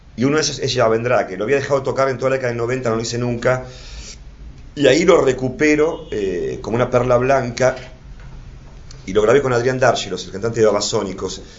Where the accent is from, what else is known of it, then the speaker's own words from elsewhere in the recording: Buenos Aires, Argentina; me crié en Flores